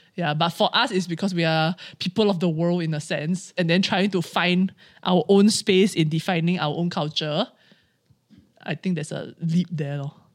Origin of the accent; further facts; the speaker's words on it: Singapore; as Singaporean Chinese